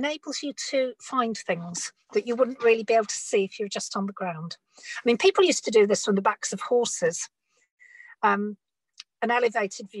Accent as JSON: {"language": "English", "town": "Bradford", "region": "Yorkshire and the Humber", "country": "United Kingdom", "tie": "born or raised there", "said": "I grew up in Bradford in Northern England."}